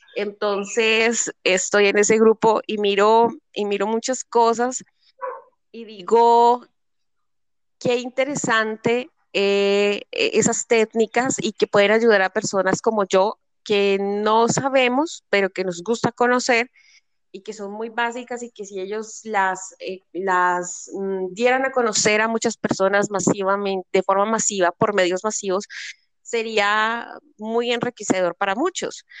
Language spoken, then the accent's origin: Spanish; Cali, Valle del Cauca, Colombia; mi ciudad es la tercera ciudad más importante de Colombia